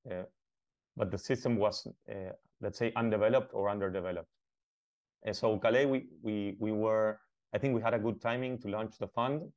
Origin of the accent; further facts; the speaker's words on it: Buenos Aires, Argentina; moved away as an adult; now in Uruguay; I'm from Buenos Aires. I lived all of my life in, in Buenos Aires, Argentina